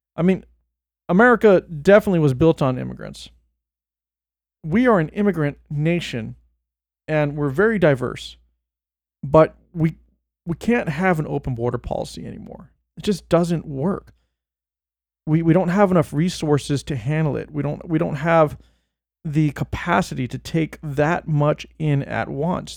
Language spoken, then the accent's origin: English; Bay Area, California, United States; moved away; I was born in the Bay and moved away